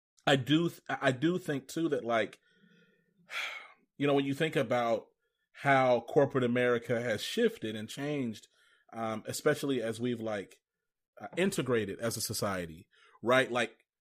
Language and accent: English; Rome, Georgia, United States; I'm actually from Rome, Georgia